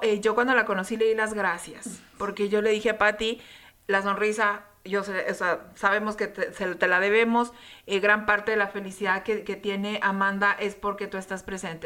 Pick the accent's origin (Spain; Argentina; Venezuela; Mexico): Mexico; Saltillo, Coahuila; en mi tierra